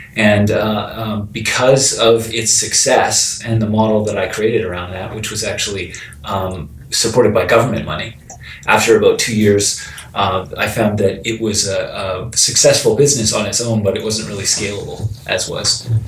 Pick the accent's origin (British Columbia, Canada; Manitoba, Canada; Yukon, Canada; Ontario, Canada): British Columbia, Canada; Vancouver; now in Toronto, Canada; I came from the West Coast. I came from Vancouver, British Columbia, and that is a short plane trip from San Francisco.